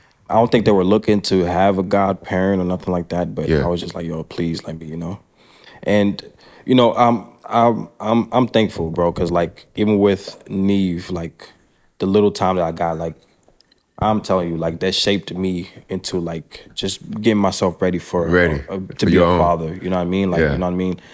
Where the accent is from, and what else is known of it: Pennsylvania, United States; born or raised there; first language French; English is a second language; moved away as an adult; also born or lived in Brussels, Belgium; now in Texas, United States